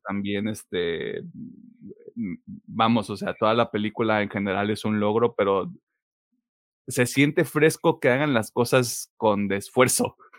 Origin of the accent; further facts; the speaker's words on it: Mexico; siendo mexicanos nosotros